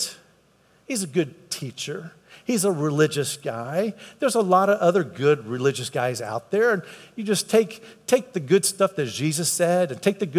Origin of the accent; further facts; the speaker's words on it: United States; I grew up in America, so that's why I'm a Christian.